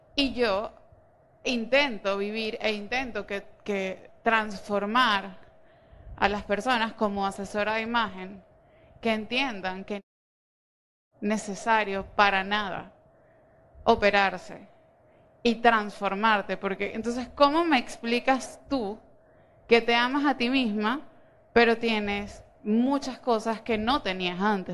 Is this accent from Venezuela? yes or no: yes; Venezuela; soy lo más, venezolana que la arepa